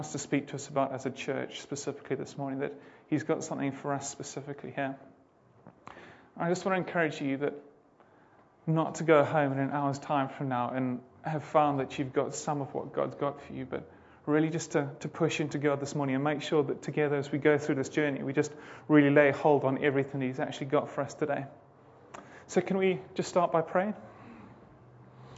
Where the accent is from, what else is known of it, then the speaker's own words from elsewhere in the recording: Zimbabwe; moved away as an adult; We're originally from Zimbabwe. My wife and I both grew up there.